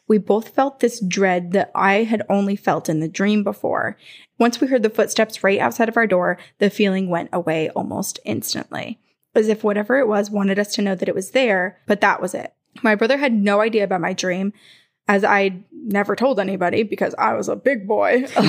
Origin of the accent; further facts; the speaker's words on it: Indiana, United States; I'm from Indiana. I grew up in a small town and the entire town has just an eerie vibe.